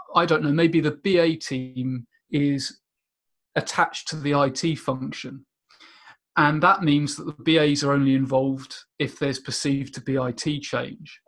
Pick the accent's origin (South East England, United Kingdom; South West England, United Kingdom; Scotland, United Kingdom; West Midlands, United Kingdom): South East England, United Kingdom; Portsmouth; also born or lived in Rochester, Minnesota, United States; I spent most of my time uh, growing up in the UK in a suburb just outside Portsmouth.